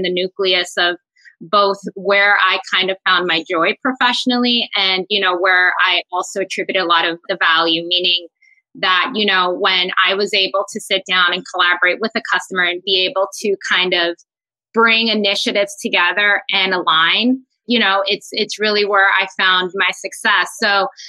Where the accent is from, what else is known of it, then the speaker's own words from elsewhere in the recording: New York, United States; I am very proud Dominicana, born and raised in New York City